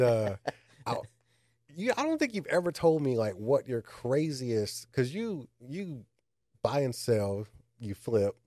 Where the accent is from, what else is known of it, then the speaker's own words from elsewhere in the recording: Austin, Texas, United States; moved away; I grew up in Austin